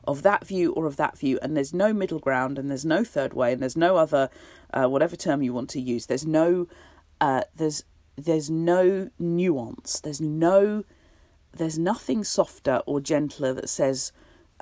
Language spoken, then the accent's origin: English; United Kingdom; we're all British